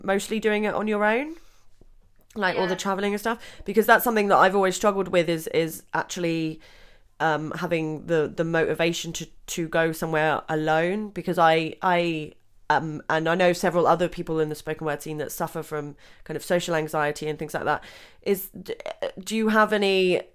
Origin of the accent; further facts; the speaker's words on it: Southampton, South East England, United Kingdom; Southampton. That's my hometown